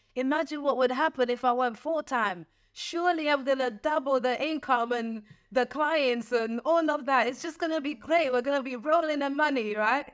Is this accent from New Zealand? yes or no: no; London, United Kingdom; I grew up in East London